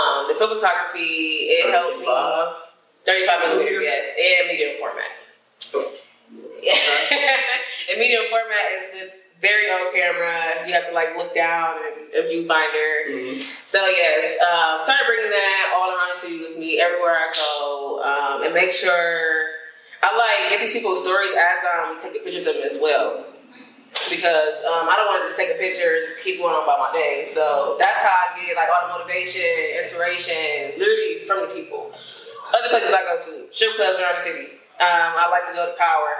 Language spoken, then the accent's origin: English; Maple Heights, Ohio, United States; also born or lived in Cleveland, Ohio; I'm from Maple Heights